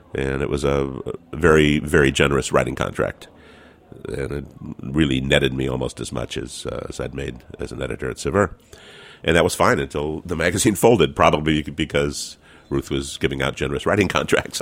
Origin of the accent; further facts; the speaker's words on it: California, United States; I am a Californian